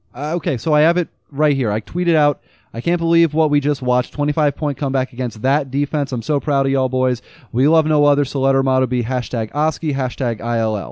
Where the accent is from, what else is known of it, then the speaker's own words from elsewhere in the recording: United States; now in Champaign, United States; I'm from America.